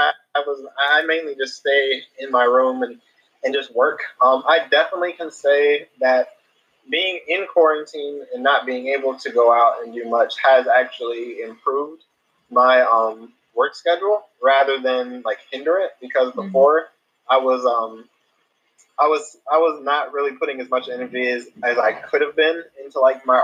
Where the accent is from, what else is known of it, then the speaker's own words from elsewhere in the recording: Atlanta, Georgia, United States; I'm from Atlanta, Georgia, and I'm a professional manga artist.